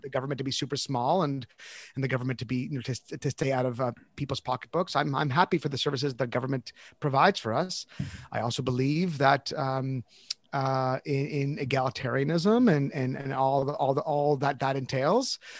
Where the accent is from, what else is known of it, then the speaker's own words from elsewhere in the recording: Canada; I'm Canadian